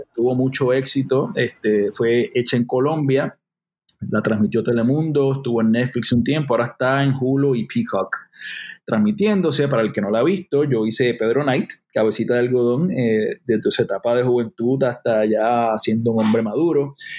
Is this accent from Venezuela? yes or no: no; Loíza, Puerto Rico; yo soy un chamaco de Loíza, Loíza, Puerto Rico